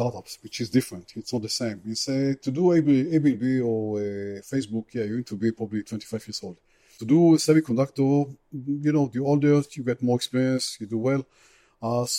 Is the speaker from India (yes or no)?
no; Israel